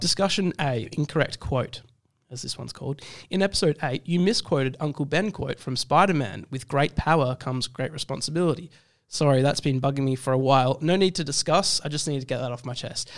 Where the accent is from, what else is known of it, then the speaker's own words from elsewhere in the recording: South Africa; as a South African person.